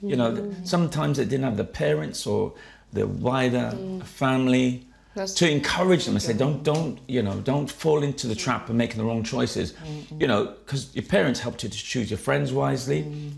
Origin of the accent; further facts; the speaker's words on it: Jamaica; now in United Kingdom; And as I said, I came from Jamaica. I had this superiority complex because I felt Jamaica's my island.